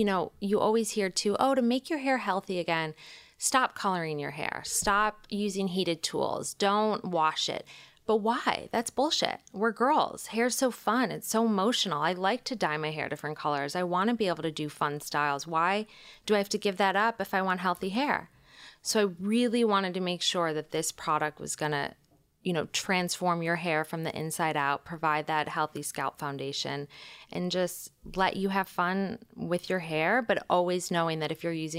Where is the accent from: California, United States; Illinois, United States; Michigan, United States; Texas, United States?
Michigan, United States; I'm from Michigan. I knew I wanted to leave. I went to school in New York